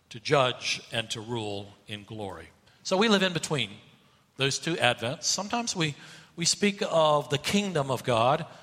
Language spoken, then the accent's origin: English; Asheville, North Carolina, United States; Uh, I grew up in Asheville, North Carolina, and uh, the mountains there are not huge mountains.